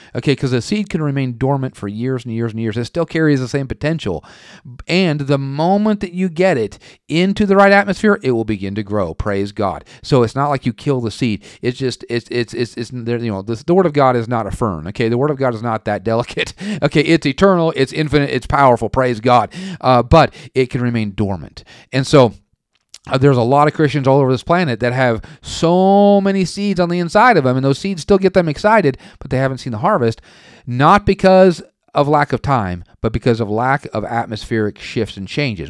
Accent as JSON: {"language": "English", "region": "western Oregon", "country": "United States", "also_born_or_lived": "Tulsa", "moved": "yes", "said": "I'm from Oregon. the western part of Oregon"}